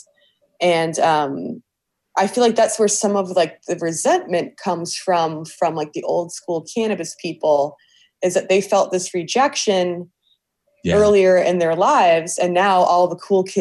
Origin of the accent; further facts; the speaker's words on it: Cleveland Heights, Ohio, United States; I grew up in Cleveland Heights and I went to Heights High School